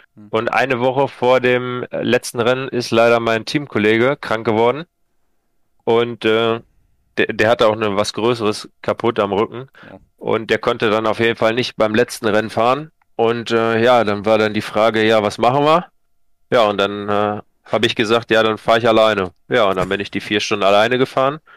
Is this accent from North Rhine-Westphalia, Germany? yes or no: yes; Sauerland, North Rhine-Westphalia, Germany; komme aus dem schönen Sauerland